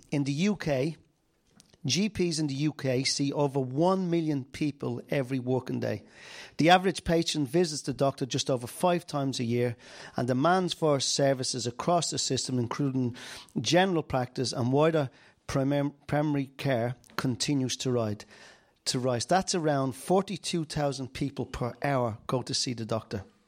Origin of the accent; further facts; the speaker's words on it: Dublin, Leinster, Ireland; I'm from Dublin